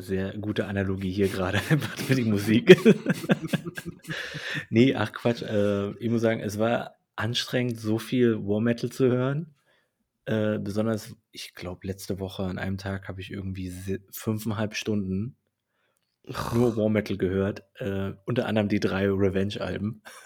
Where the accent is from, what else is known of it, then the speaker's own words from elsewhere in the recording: Saxony, Germany; aus meiner Heimat Sachsen, allerdings aus Chemnitz